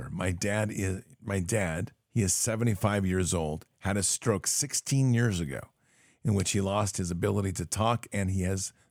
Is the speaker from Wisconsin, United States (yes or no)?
yes; Wisconsin, United States; now in Florida, United States; I'm originally from Wisconsin, and I moved to Florida almost 15 years ago.